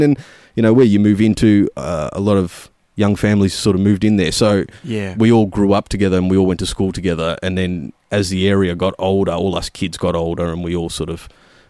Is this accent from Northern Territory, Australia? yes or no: no; Werribee, Victoria, Australia; It's I'm a Western Suburbs lad.